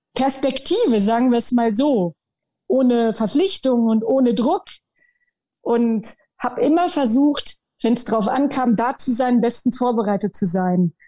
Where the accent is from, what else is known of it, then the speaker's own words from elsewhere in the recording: Goslar district, Lower Saxony, Germany; Ich komme aus dem Landkreis Goslar, ähm, hier so halt in der Region